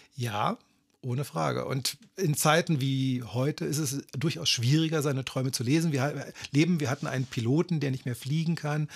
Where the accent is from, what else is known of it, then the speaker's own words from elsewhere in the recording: Berlin, Germany; also born or lived in Kramsach, Tyrol, Austria; ich bin mit vier Jahren aus einem kleinen Dorf in Tirol, äh, namens Kramsach nach Berlin gekommen